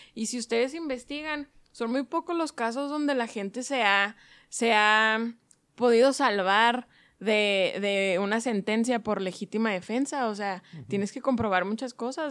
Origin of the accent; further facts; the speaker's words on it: Mexico; soy mexicana